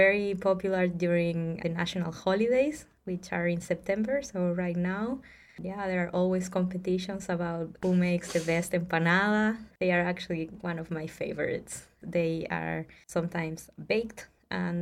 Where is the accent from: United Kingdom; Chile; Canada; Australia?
Chile; Rancagua, O'Higgins; moved away as an adult; also born or lived in Santiago, Chile; now in Seattle, United States; I'm originally from a city called Rancagua. Is 1 hour south from the capital, Santiago. And I grew up there